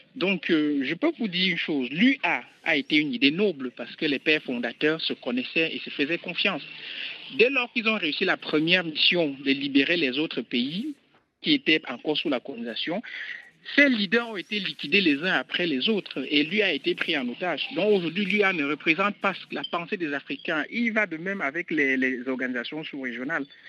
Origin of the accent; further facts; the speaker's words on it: Cameroon; je suis camerounais